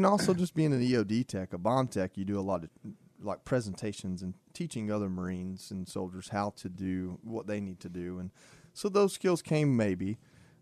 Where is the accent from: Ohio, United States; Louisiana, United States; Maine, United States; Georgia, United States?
Georgia, United States; Dalton; moved away; I went to my hometown, which I love my hometown. I talk about Dalton, Georgia all the time